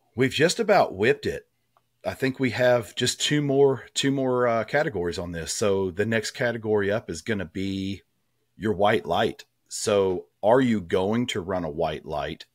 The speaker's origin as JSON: {"language": "English", "region": "Tennessee", "country": "United States", "tie": "born or raised there", "said": "growing up in Tennessee, I grew up hunting"}